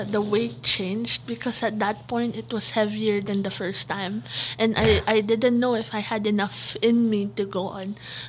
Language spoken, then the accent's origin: English; Philippines; I'm from the Philippines, so I behave in the Philippine environment.